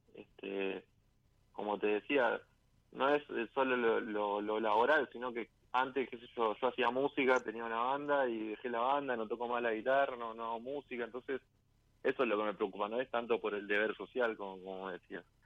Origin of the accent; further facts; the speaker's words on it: Guernica, Buenos Aires Province, Argentina; De zona sur de Arnica